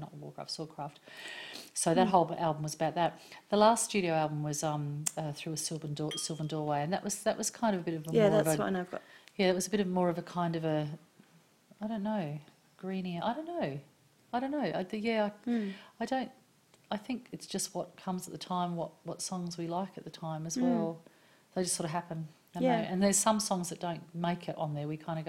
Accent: Tasmania, Australia; also born or lived in Alice Springs / New South Wales / United Kingdom; I was born in Tasmania.

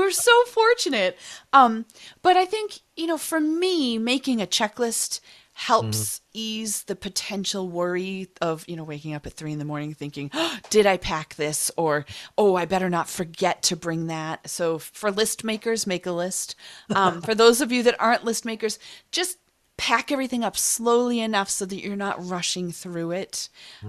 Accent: Boston, Massachusetts, United States; say it because I am a Bostonian.

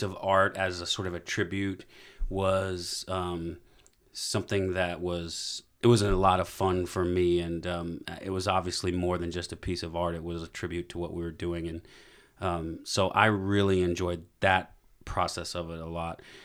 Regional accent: Alabama, United States; I'm from Alabama

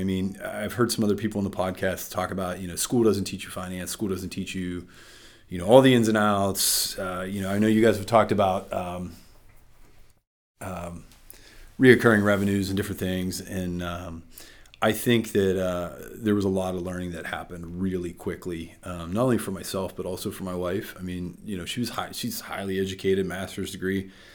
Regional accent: Freeport, Pennsylvania, United States; also born or lived in Nashville, Tennessee; now in Sarver, United States; I was born and raised in Freeport

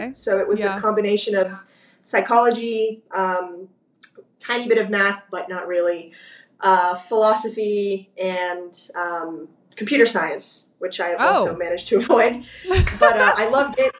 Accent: Burbank, California, United States; I grew up in Burbank.

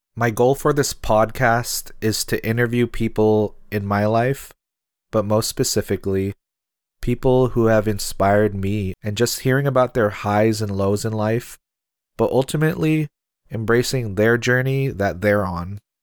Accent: Seattle, Washington, United States; I'm Filipino American and from Seattle, Washington

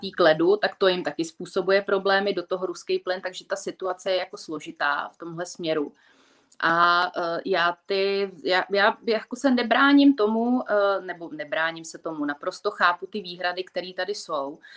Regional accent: Czechia; my Češi

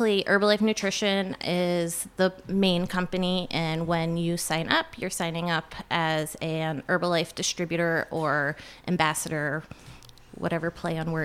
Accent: Mooers Forks area, near Rouses Point / Champlain, New York, United States; I was from the Morris Forks area

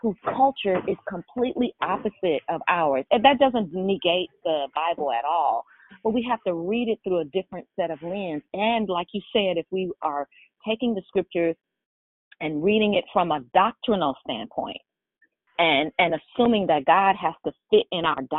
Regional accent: San Francisco, California, United States; I'm from San Francisco.

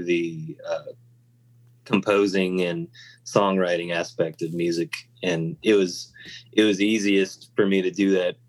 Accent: Virginia, United States; also born or lived in Los Angeles; Yeah, I was actually born in Los Angeles. {S1} Oh, wow. {S2} And then I moved to Virginia when I was around 3.

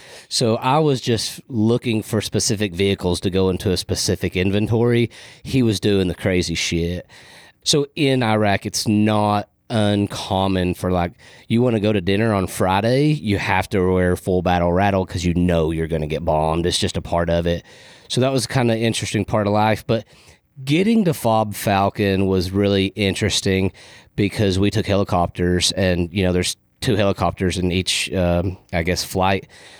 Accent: Riyadh, Riyadh Province, Saudi Arabia; born there; So I was actually born in the Middle East. I was born in Riyadh, Saudi Arabia, because my dad and mother were contractors.

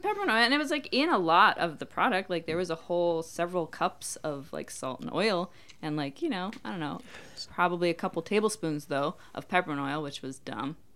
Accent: Minnesota, United States; moved away; I grew up in Minnesota

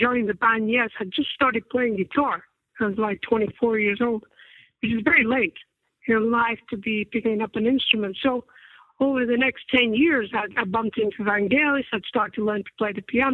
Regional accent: Accrington, North West England, United Kingdom; I come from Accrington, which is a small town north of Manchester

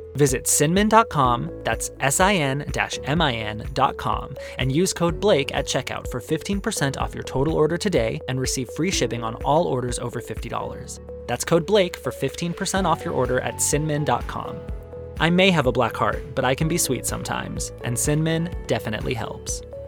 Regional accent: Arizona, United States; growing up in Arizona

